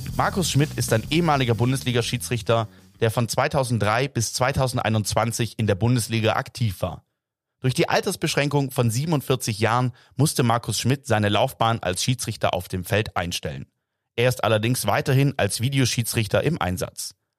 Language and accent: German; Stuttgart, Baden-Württemberg, Germany; als gebürtiger Stuttgarter und jahrelanger Kicker beim SV